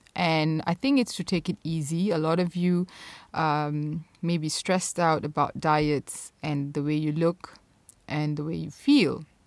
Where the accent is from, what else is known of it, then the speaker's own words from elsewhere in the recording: Malaysia; growing up in Malaysia